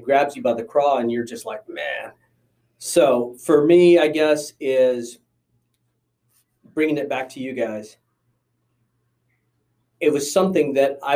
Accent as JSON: {"language": "English", "town": "Las Cruces", "region": "New Mexico", "country": "United States", "tie": "born or raised there", "also_born_or_lived": "Texas", "said": "went to Las Cruces, New Mexico"}